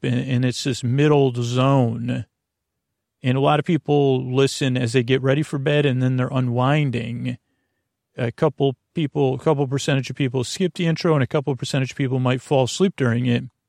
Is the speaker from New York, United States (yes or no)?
yes; Syracuse, New York, United States; moved away; when I was growing up in Syracuse